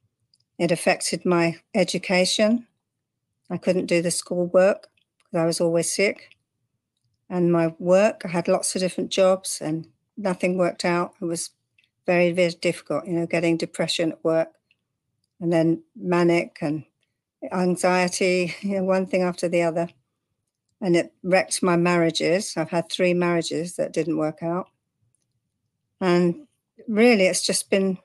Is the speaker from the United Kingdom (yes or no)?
yes; London, United Kingdom; moved away as an adult; also born or lived in Cornwall; now in Texas, United States; I come from London originally. I now live in Texas. I've been here 30 years. But I don't have the accent.